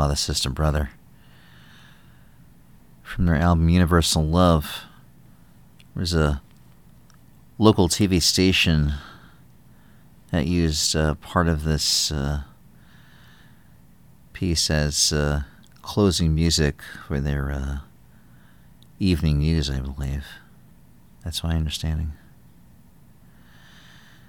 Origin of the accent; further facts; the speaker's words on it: New York, United States; moved away as an adult; also born or lived in New Jersey / Brooklyn; now in Philadelphia, United States; I grew up in New York and also lived in Jersey for a while